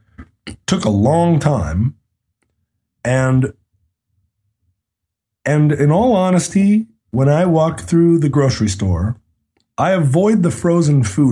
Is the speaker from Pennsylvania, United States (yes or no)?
no; Anchorage, Alaska, United States; I grew up in Anchorage, Alaska in the 1970s